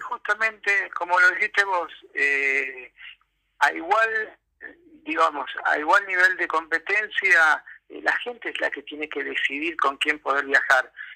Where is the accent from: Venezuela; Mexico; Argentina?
Argentina; soy argentino, documentado, ejerzo el derecho a voto